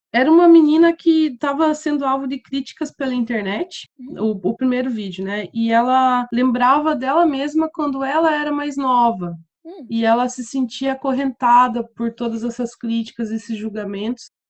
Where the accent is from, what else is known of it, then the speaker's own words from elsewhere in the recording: Curitiba, Paraná, Brazil; moved away as an adult; also born or lived in Goiás; now in Seville, Spain; morei em Curitiba quase minha vida inteira, então meu sotaque ainda me entrega